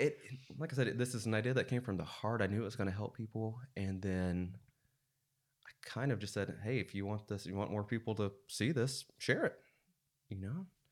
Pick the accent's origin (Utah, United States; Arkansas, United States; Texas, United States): Arkansas, United States; Siloam Springs; also born or lived in Russellville, Arkansas / Joplin, Missouri / Fayetteville, Arkansas; I grew up in Silent Springs.